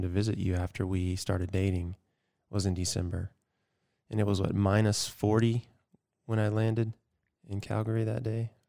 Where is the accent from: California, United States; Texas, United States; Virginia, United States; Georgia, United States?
Georgia, United States; growing up in Georgia